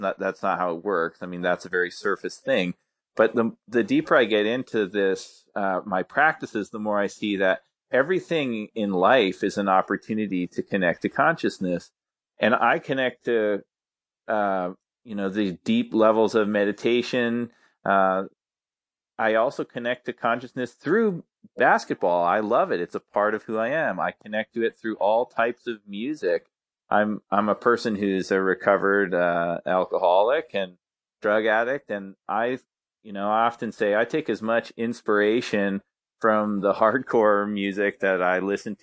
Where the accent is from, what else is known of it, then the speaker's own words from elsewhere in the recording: Calgary, Alberta, Canada; I grew up in a city called Calgary, but in Canada, here in Alberta